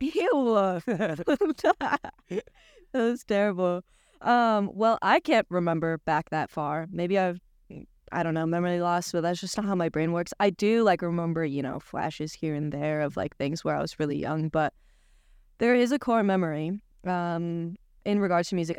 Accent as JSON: {"language": "English", "region": "Washington", "country": "United States", "moved": "yes", "lives_now": "New York, United States", "said": "I'm from Washington State"}